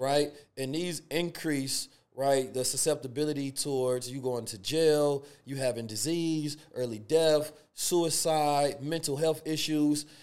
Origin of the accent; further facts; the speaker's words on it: Oakland, California, United States; also born or lived in St. Louis, Missouri; growing up in Oakland, California, and Saint Louis